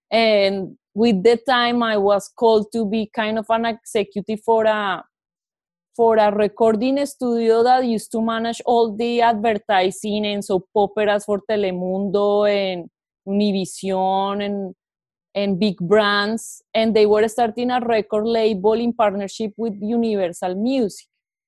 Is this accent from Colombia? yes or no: yes; Bogotá, Colombia; moved away as an adult; now in Silicon Valley, United States; Like when I moved from Bogota to Silicon Valley, I didn't have a network. I didn't know anybody.